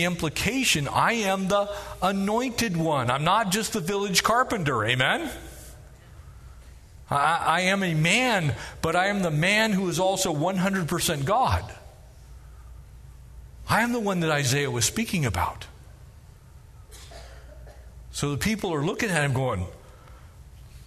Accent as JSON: {"language": "English", "country": "United States", "said": "I'm an American citizen. That is who I am"}